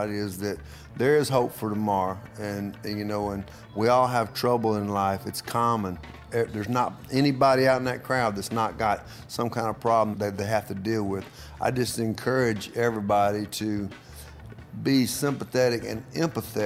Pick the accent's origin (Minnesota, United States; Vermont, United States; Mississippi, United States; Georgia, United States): Mississippi, United States; Tupelo; Tupelo, my hometown